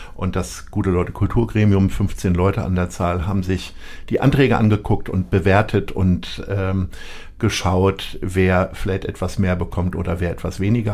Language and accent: German; Lower Saxony, Germany; ich komme aus Niedersachsen